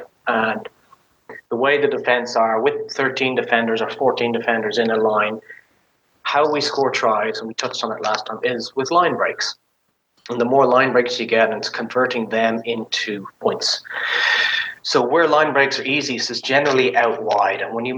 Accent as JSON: {"language": "English", "country": "Ireland", "lives_now": "United States", "said": "You know, I came from Ireland where it's green and lush and everything's brown."}